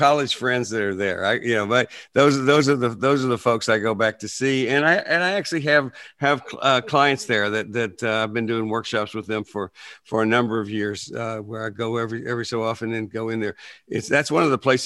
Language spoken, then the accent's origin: English; Plainview, Texas, United States; now in Nashville, United States; I grew up in Plainview, Texas, which is up between Lubbock and Amarillo in the panhandle